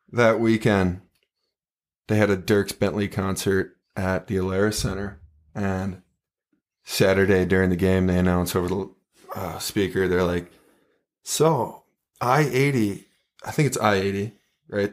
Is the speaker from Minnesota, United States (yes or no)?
yes; Minnetonka, Minnesota, United States; I grew up in Minnetonka